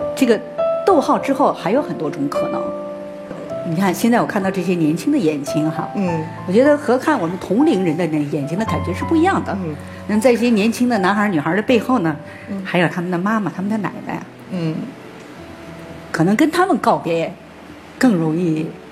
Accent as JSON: {"language": "Chinese", "region": "Northeast China", "country": "China", "tie": "born or raised there", "moved": "yes", "said": "东北我家乡的一个媒体的记者又来采访我"}